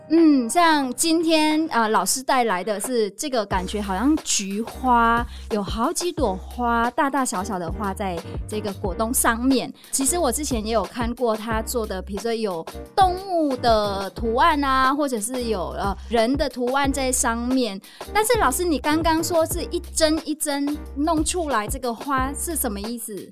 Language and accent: Chinese; Northern Vietnam, Vietnam; moved away; 我跟那这个柔芸老师都是越南人，但是我来自北越